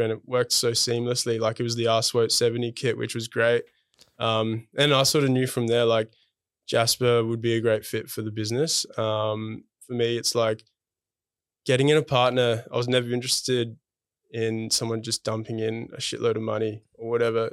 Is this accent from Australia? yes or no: yes; Adelaide, South Australia, Australia; moved away as an adult; now in Melbourne, Australia; I'm originally from Adelaide